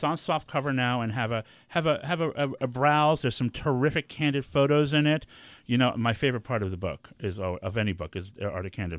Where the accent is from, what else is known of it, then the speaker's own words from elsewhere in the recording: New York City, New York, United States; I'm from the Bronx.